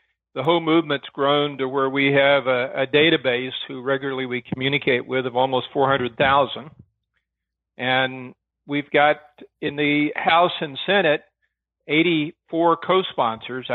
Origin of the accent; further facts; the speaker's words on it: Arkansas, United States; In Arkansas, my dad was a county sheriff